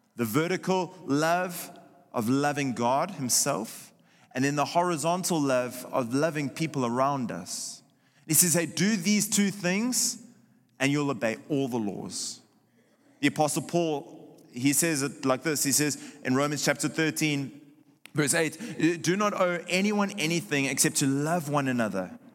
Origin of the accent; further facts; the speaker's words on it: South Africa; moved away; my home country of South Africa